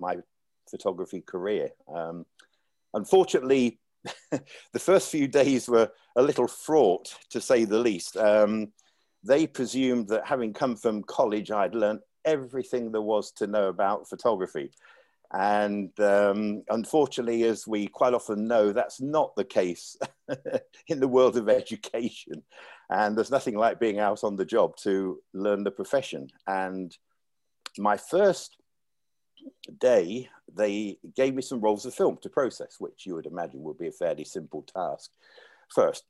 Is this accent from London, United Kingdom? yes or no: no; Leicester, East Midlands, United Kingdom; moved away as an adult; also born or lived in Hong Kong; my hometown in England, Leicester